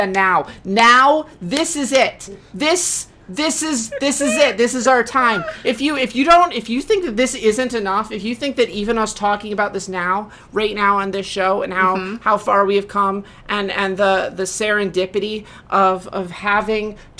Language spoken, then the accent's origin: English; Michigan, United States; I was born and raised in Michigan